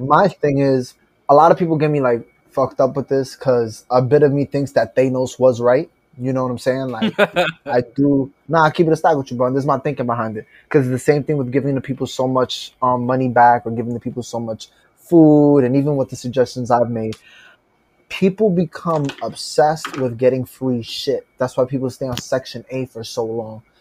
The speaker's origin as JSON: {"language": "English", "town": "New York City", "region": "New York", "country": "United States"}